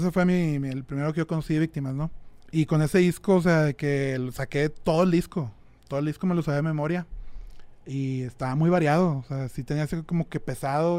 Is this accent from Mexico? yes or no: yes; San Pedro Garza García, Nuevo León, Mexico; soy de Monterrey, de San Pedro.